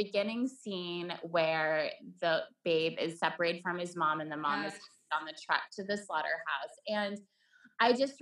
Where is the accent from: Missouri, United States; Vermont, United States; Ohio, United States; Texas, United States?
Vermont, United States; also born or lived in Sweden; I grew up in Vermont